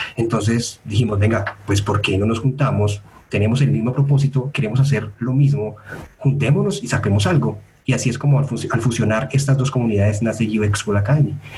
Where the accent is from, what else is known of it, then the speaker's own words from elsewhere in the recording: Medellín, Antioquia, Colombia; yo soy de Medellín